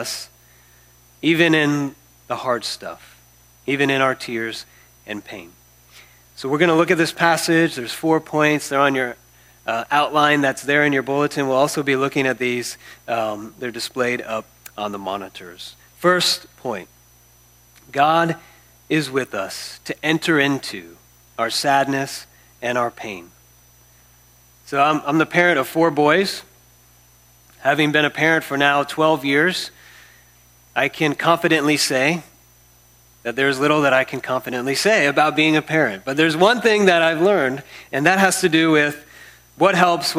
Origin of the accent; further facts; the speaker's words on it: Florida, United States; moved away; also born or lived in San Diego; I'm from Florida, and I'm kind of like part reptile growing up in Florida